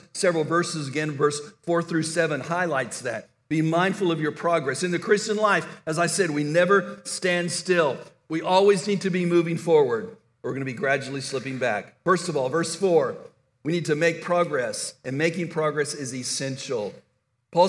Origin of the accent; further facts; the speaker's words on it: El Paso, Texas, United States; When I was a teenager growing up in El Paso, Texas